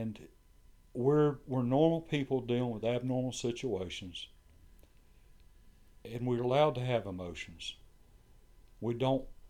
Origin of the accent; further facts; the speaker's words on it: Brunswick, United States; moved away; I was born and raised in Brunswick